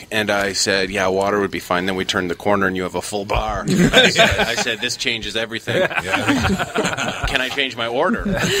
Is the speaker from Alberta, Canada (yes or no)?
no; Ottawa, Ontario, Canada; Well, I remember growing up in Ottawa, which is Rochester, New York, would be the affiliate station that we would always get.